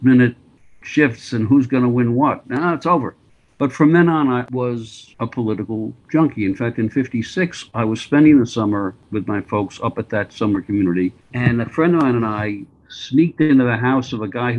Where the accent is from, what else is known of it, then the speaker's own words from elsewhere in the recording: New York City, New York, United States; I grew up on the Upper West Side of New York